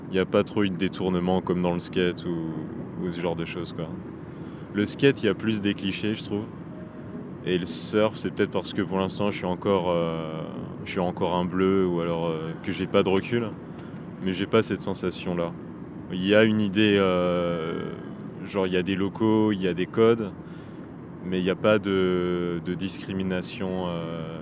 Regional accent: La Rochelle, Nouvelle-Aquitaine, France; j'ai 23 ans. Euh, je viens de. je viens de La Rochelle.

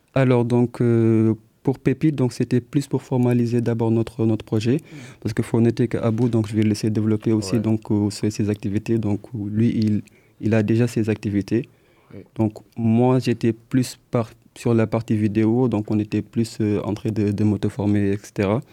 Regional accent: Senegal; moved away as an adult; now in Poitiers, France; on est des étudiants donc, euh, du Sénégal, donc on est originaire du Sénégal

